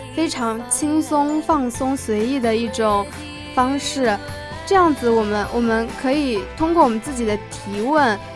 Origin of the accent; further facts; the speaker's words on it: Hangzhou, Zhejiang, China; 我来自浙江杭州